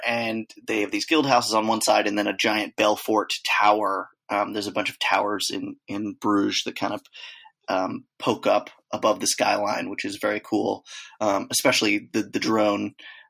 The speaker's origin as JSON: {"language": "English", "country": "Czechia", "said": "I'm not from hell. I'm from Czech Republic."}